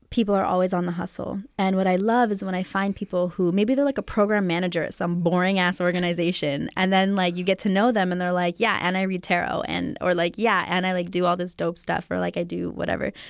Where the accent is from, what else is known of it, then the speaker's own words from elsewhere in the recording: Santa Cruz Mountains, California, United States; I actually was raised here in California in the Santa Cruz Mountains.